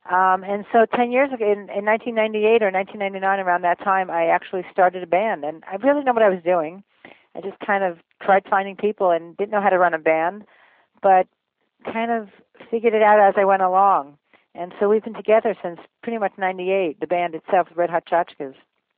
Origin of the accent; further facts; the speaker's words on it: Long Island, New York, United States; now in Marin, California, United States; I grew up in New York, in Long Island